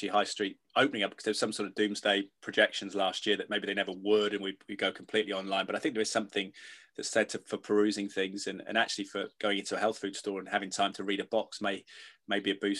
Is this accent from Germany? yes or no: no; England, United Kingdom; as an Englishman